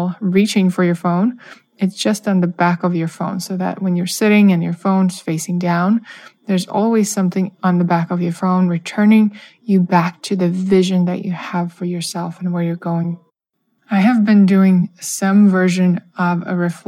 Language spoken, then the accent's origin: English; Russia; moved away; I grew up in Russia, where New Year's is the biggest holiday